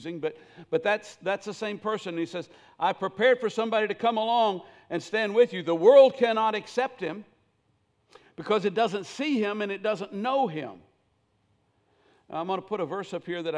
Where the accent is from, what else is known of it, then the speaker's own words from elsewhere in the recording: Millersville, Tennessee, United States; I grew up in Millersville, Tennessee.